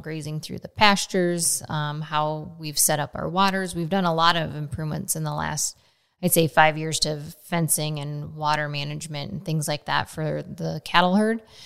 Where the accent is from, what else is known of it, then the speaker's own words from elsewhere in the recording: Nebraska, United States; now in Frankfort, United States; I grew up in Nebraska